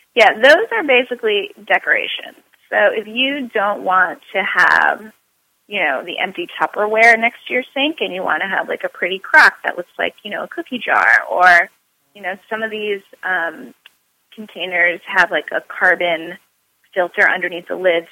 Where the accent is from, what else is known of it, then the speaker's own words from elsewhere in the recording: New York City, New York, United States; I'm a New Yorker.